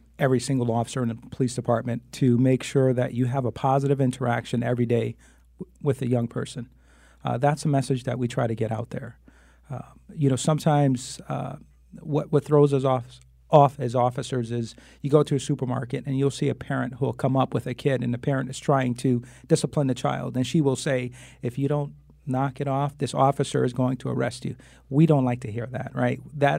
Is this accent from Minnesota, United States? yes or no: no; Hartford, Connecticut, United States; But the youngest of eight, I was born and raised on Flatbush Avenue, lived in the same house from the time I was born until the time I graduated high school. You know, proud graduate of Hartford Public Schools, Mary Hooker School, Burr, and Buckley High School.